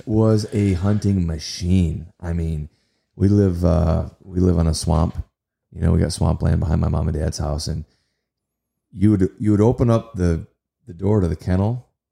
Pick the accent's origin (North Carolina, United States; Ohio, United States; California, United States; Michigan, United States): Michigan, United States; Kalamazoo; also born or lived in Nashville; in my hometown